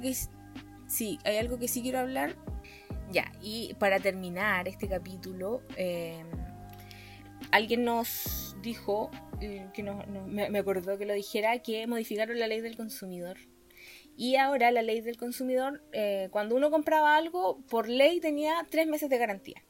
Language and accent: Spanish; Temuco, Araucanía, Chile; born or raised there; now in Santiago, Chile